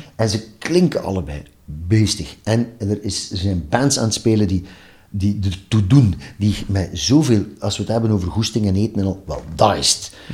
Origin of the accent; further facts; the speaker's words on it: Ghent, Flanders, Belgium; also born or lived in Maarke-Kerkem, near Oudenaarde; ik ben geboren in Gent en ik heb het grootste deel van mijn leven gewoond.